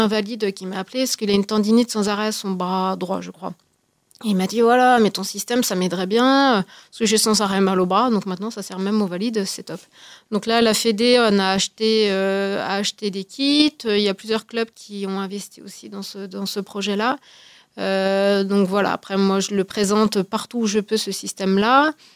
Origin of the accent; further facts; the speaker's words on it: Haute-Savoie, Auvergne-Rhône-Alpes, France; je suis de Haute-Savoie